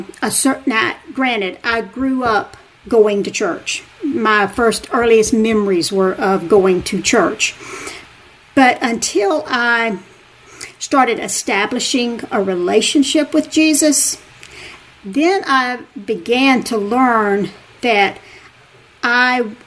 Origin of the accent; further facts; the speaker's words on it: Montgomery, Alabama, United States; also born or lived in Wetumpka, Alabama; Growing up in the Deep South, I'm from a small town called... I live in Wetumpka, Alabama. Was born in Montgomery, Alabama, which is the capital of Alabama